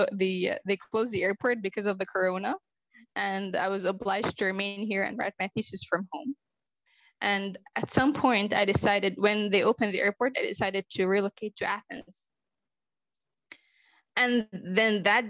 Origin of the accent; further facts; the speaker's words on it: Israel; also born or lived in Luxembourg / Jerusalem; I was born and raised in Israel